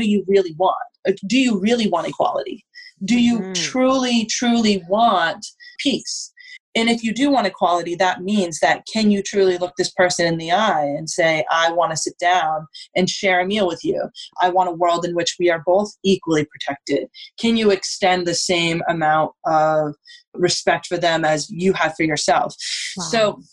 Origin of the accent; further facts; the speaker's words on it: Vermont, United States; moved away; also born or lived in Colorado; I grew up in Vermont.